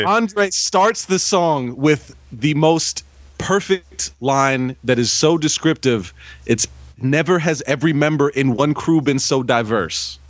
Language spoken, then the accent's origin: English; Bay Area, California, United States; As a kid growing up in the Bay Area